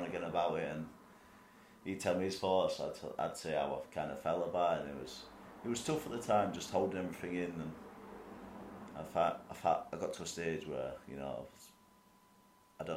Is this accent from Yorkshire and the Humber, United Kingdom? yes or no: yes; Leeds, Yorkshire and the Humber, United Kingdom; We're a family, we're from Leeds.